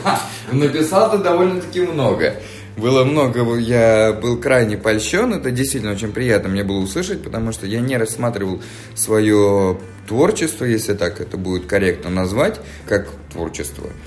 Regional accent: Fergana, Fergana Region, Uzbekistan; also born or lived in Moscow, Russia; now in Israel; Я родился в Узбекистане, в городе Ферганас, температуры плюс 40 меня не удивишь

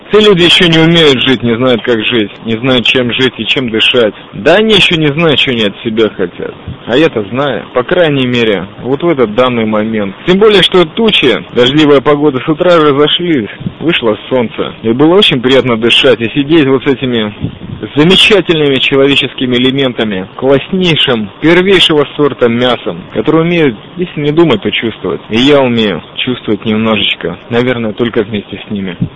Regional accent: Riga, Latvia; я из Риги.

